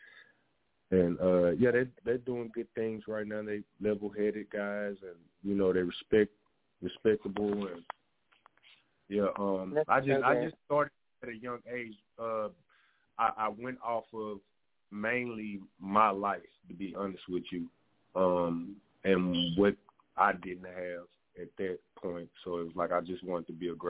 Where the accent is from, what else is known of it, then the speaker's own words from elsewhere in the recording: Shreveport, Louisiana, United States; moved away as an adult; now in Texas, United States; I'm from Louisiana, from Shreveport, Louisiana. I moved out to Texas, where it's 5 years now